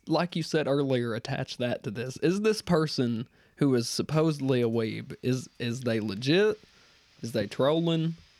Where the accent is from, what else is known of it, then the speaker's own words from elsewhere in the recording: Kentucky, United States; I'm from the fucking hills of Kentucky.